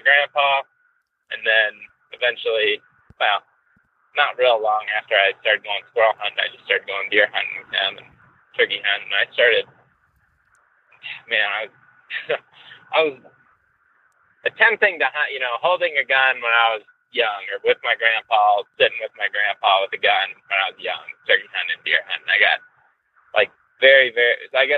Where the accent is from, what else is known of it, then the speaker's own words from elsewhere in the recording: Western Ohio, United States; now in Colorado, United States; I grew up in Western Ohio, where I'm headed right now